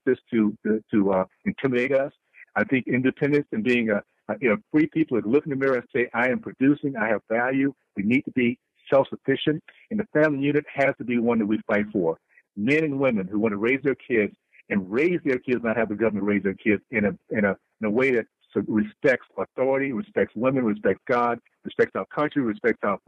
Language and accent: English; New York, United States; now in Utah, United States; my initial state of New York